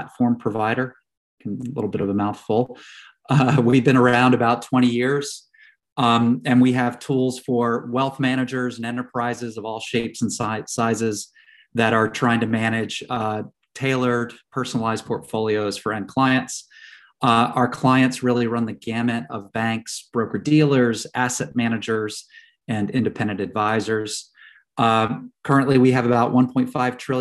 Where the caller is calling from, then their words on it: Topsfield, Massachusetts, United States; I am calling in just north of Boston, about 20 miles due north of Boston along the coast